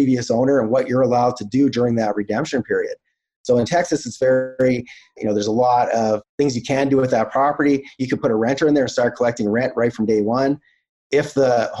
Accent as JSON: {"language": "English", "country": "Canada", "said": "I'm Canadian"}